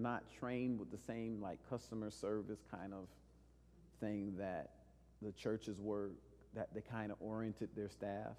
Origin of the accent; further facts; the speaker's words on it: El Paso, Texas, United States; I grew up in El Paso.